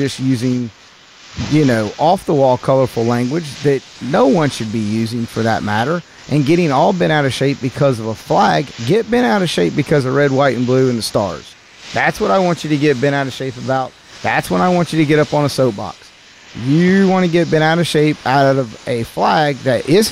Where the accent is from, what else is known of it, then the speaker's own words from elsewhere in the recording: the South, United States; I am from the South